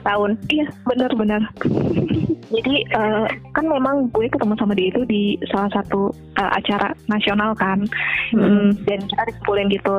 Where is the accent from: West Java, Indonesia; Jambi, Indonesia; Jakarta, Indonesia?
Jakarta, Indonesia; kita orang Jakarta